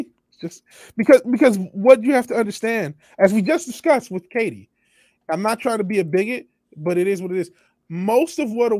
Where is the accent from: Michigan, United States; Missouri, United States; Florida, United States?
Michigan, United States; Apparently my home state is into it. Michigan is into it.